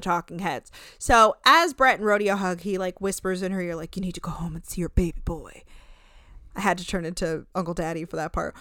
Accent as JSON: {"language": "English", "region": "New Jersey", "country": "United States", "said": "I'm from Jersey. Or, like, North"}